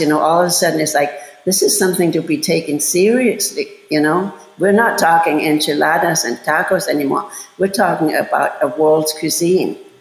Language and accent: English; Bavaria, Germany; moved away as an adult; also born or lived in Los Angeles / Chicago; I'm from Bavaria and we have horrible winters.